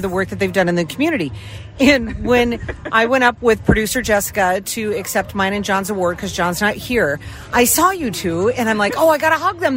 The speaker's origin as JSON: {"language": "English", "region": "Midwest", "country": "United States", "moved": "as an adult", "lives_now": "San Diego, United States", "said": "we're all from the Midwest"}